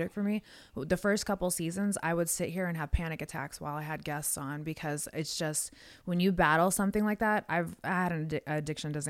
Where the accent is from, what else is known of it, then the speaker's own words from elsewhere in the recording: Las Vegas, Nevada, United States; now in Nashville, United States; grew up in really rough part of town in Vegas